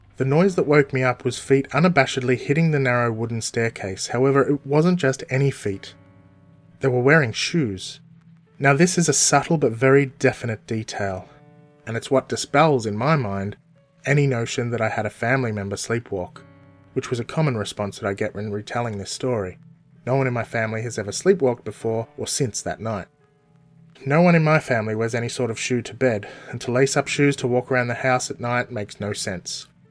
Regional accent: Melbourne, Victoria, Australia; also born or lived in Townsville, Queensland; I was born in Melbourne, Australia, all the way back in 1978

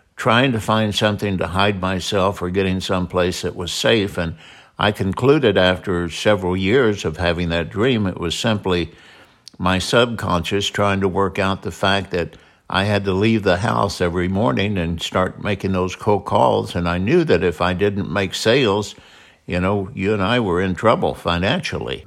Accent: Southern Illinois, United States; also born or lived in North Carolina / San Diego; now in Mesa, Arizona, United States; we're from Southern Illinois. We moved to North Carolina to San Diego and settled in Mesa, Arizona

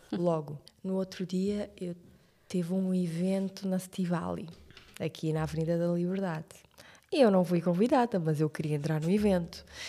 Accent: Cidade Velha, Santiago, Cape Verde; moved away as an adult; now in Portugal; Cidade Velha, que é onde eu nasci e cresci

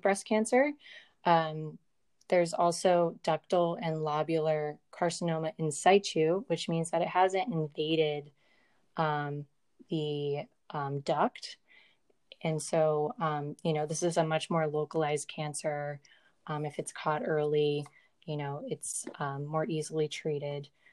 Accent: Virginia, United States; moved away as an adult; I grew up in Virginia

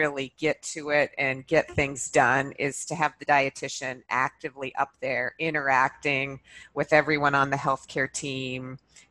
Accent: Montana, United States; moved away; also born or lived in Minnesota / Boston; I'm originally from Montana and I went to school in Minnesota

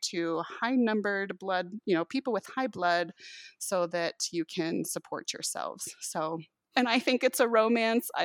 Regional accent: Virginia, United States; I grew up in Virginia

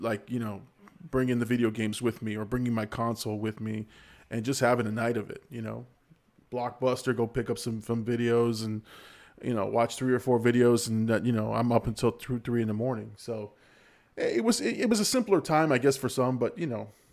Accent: Florida, United States; I'm from Florida

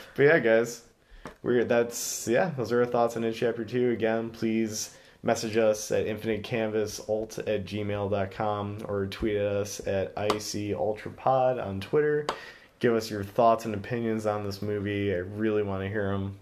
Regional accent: Chicago, Illinois, United States; we're from Chicago

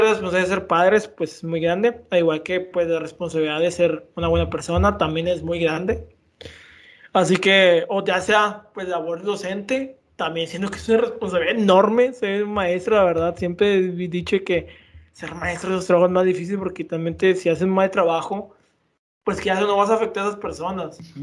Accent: Mexico; somos respetados mexicanos

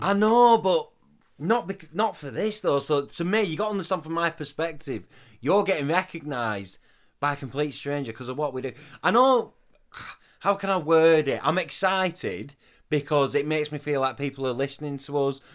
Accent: the north of England, United Kingdom; accent: northern; my northern accent

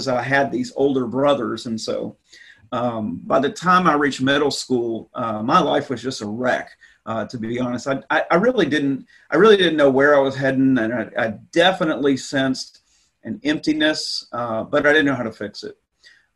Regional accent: Texas, United States; moved away as an adult; I grew up in Texas, and so I was the youngest of three boys growing up in the 70s

